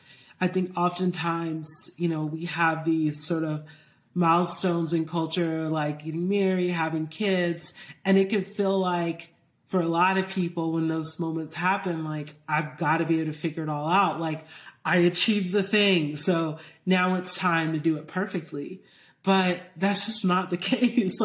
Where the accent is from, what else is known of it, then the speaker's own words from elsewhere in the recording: Georgia, United States; I grew up in Georgia